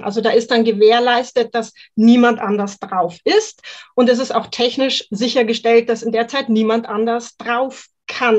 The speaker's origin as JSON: {"language": "German", "town": "Mühldorf am Inn", "region": "Bavaria", "country": "Germany", "said": "ich bin aus Mühldorf am Inn in Oberbayern und ich betreibe dort eine kleine auf Mentrailing spezialisierte Hundeschule"}